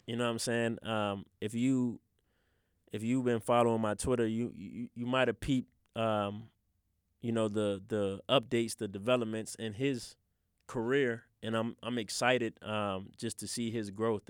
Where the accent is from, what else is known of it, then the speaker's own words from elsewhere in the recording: Richmond, Virginia, United States; growing up in the city, growing up in Southside